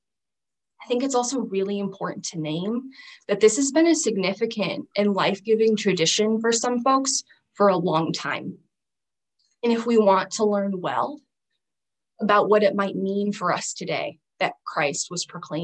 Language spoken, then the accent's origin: English; Southern Arizona, United States; growing up in Southern Arizona in the Sonoran Desert